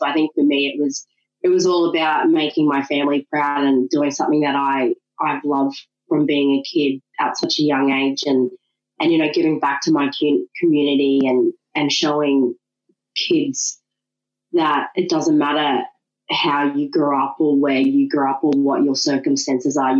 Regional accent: Ipswich, Queensland, Australia; also born or lived in Brisbane; I was born in Brisbane, grew up in Ipswich

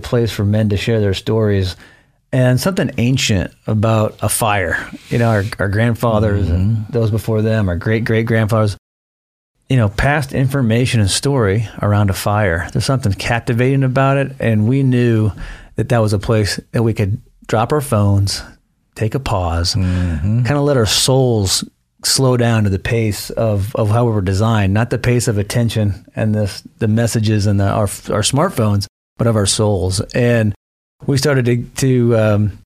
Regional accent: Iowa, United States; I grew up in Iowa and part of a divorced family

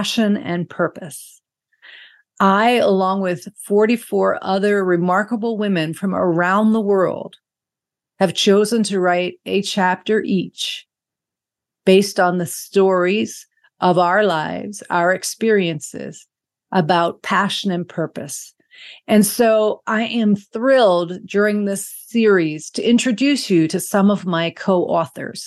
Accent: Bermuda; my home country of Bermuda

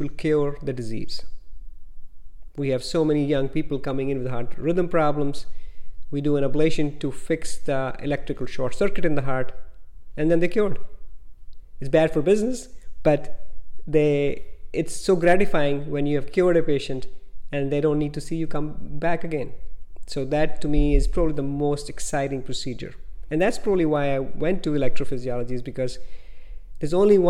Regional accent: India; moved away as an adult; now in United States; I was born in India and went to medical school in India. I came to the United States in 1990.

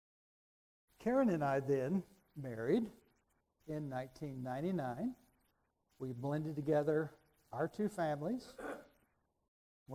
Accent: Raton, New Mexico, United States; moved away as an adult; from Raton, from where? 28 years old

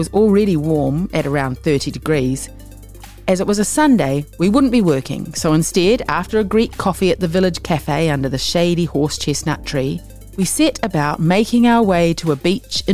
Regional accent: Whitianga, Waikato, New Zealand; also born or lived in Wellington; I was born in Wellington and I grew up in Te Whanganui or Hei.

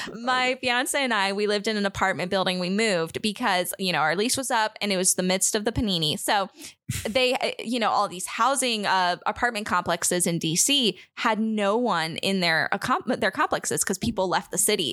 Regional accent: United States; I'm an American

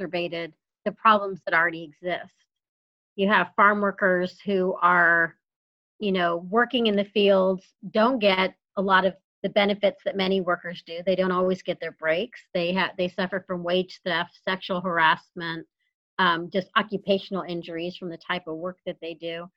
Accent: San Antonio, Texas, United States; moved away; my hometown

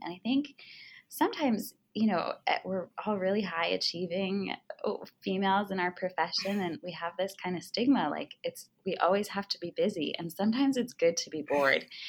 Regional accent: East Coast, United States; moved away as an adult; also born or lived in Arizona; I was born and raised on the East Coast

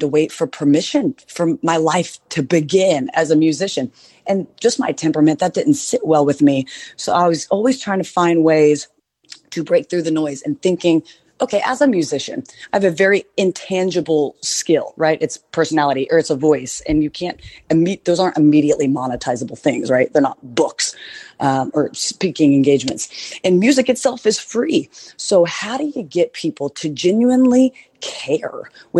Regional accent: Oklahoma, United States; now in Nashville, United States; my hometown back in Oklahoma

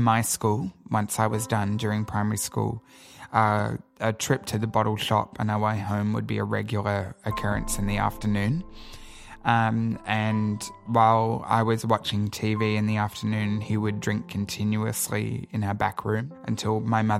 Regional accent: Sydney, New South Wales, Australia; I grew up in Sydney

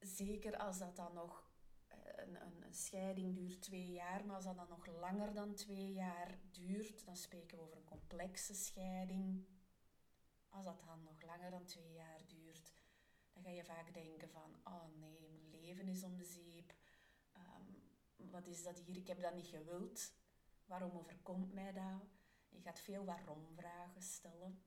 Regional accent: Belgium; ik ben een Belg

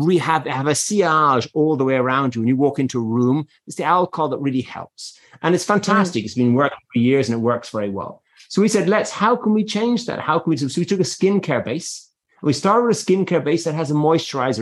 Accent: Ireland; moved away; I am Irish

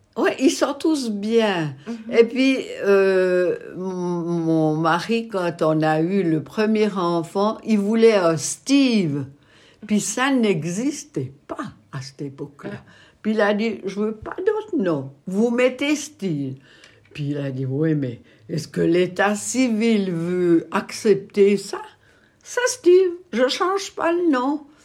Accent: Malleray-Bévilard, Bern, Switzerland; j'ai grandi à Malrebé-Villa

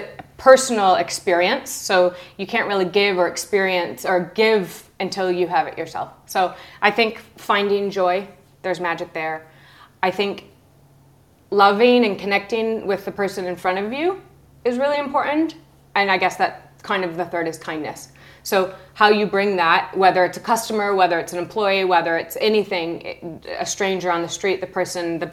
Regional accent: Lansing, Michigan, United States; moved away as an adult; also born or lived in Arizona / Chicago; now in London, United Kingdom; My first job, I was a receptionist at my mom and dad's beauty salon in my tiny town in Lansing, Michigan. I worked there through high school

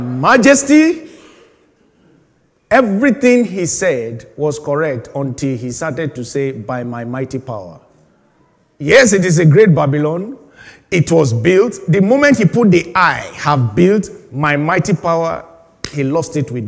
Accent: Nigeria; moved away as an adult; now in United Kingdom; I just left Nigeria at that time, about 5 years

